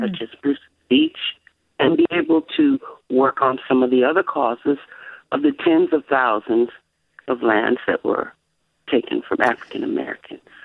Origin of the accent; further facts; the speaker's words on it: France; I was born in France.